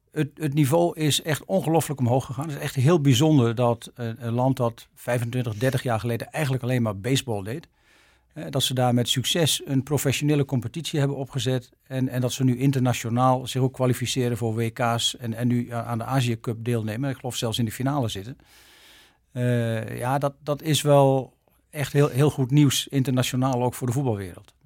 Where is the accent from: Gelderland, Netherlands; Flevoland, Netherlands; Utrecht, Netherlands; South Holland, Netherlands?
South Holland, Netherlands; Arkel; moved away as an adult; also born or lived in Leiden; now in Japan; geboren in Arkel, Zuid-Holland, 16 februari 1955